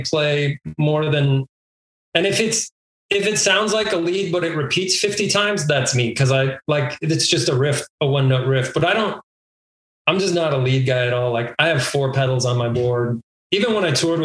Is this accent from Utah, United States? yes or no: no; El Paso, Texas, United States; Memorial Park, which is where I grew up in El Paso